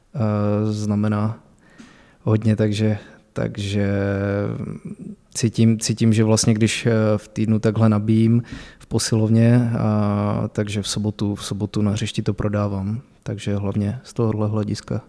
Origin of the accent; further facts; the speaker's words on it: Zlín, Zlín Region, Czechia; moved away as an adult; also born or lived in Vlašim / Opava; now in Pardubice, Czech Republic; já jsem začínal s fotbalem v pěti letech ve Zlíně. eh, kde jsem se narodil a odkud pocházím